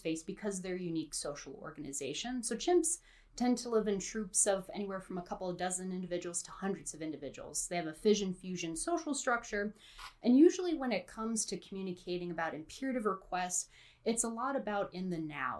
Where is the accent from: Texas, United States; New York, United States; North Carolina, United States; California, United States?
North Carolina, United States; also born or lived in New Jersey; raised right. in North Carolina